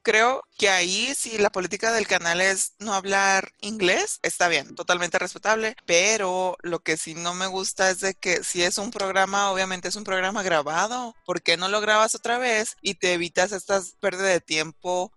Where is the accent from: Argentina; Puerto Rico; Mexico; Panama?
Mexico; soy de México